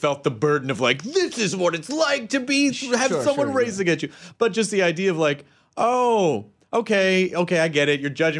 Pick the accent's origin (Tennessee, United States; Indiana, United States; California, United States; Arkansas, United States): Tennessee, United States; I'm from Tennessee and it's fun.